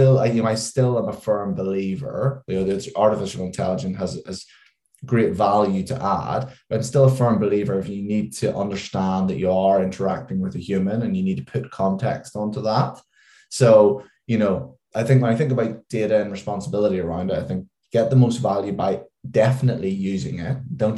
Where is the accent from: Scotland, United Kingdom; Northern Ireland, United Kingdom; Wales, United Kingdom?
Northern Ireland, United Kingdom; now in London, United Kingdom; And if you could probably tell by my accent, although it's dulled quite a lot since I've lived in London a long time, is I am from just outside Belfast.